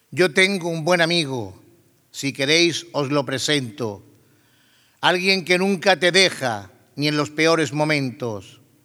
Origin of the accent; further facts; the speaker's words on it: Torredonjimeno, Andalusia, Spain; now in Jaén, Spain; Aunque soy de Torredón Jimeno, hoy me siento jaenero